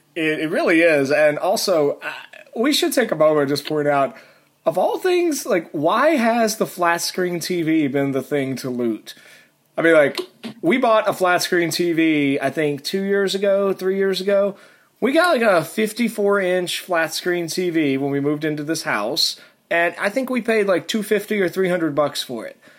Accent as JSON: {"language": "English", "area": "Tennessee and Virginia", "region": "the South", "country": "United States", "tie": "born or raised there", "also_born_or_lived": "Alabama", "said": "I was born in Alabama. I grew up in Tennessee and Virginia, uh, so uh, I'm I'm rather southern"}